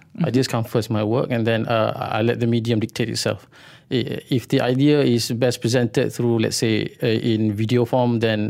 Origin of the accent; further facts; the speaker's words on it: Kuala Terengganu, Terengganu, Malaysia; English is a second language; I was born and grew up in Kuala Terengganu at two different times. But I wouldn't say that I'm actually from Kuala Terengganu, because my father was an educator.